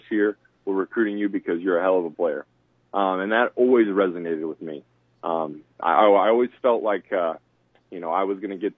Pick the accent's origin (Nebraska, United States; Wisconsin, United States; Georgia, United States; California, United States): Nebraska, United States; Lincoln; also born or lived in Maryville, Missouri; growing up in Nebraska, if you play football here, your number one goal is I want to be a Cornhusker